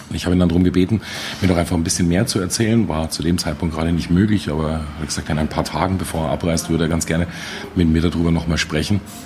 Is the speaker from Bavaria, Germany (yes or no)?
yes; Munich, Bavaria, Germany; ich als Münchner, als Bayer